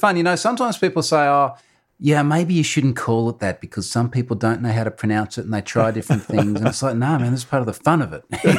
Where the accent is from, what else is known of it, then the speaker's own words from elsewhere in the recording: Australia; I am an Australian.